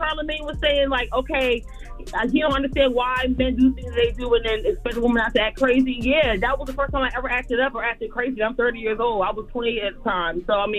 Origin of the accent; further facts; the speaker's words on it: New Jersey, United States; now in Myrtle Beach, United States; I'm actually from Jersey, but I lived here for a couple of years now.